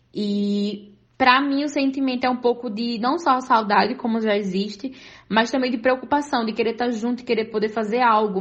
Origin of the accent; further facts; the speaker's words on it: Brazil; now in Germany; como brasileira